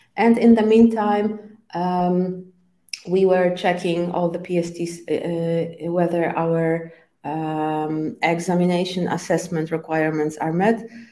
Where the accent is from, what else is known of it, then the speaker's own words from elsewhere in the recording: Poland; first language Polish; English is a second language; I was born in Poland and I, I am still living in, in Poland.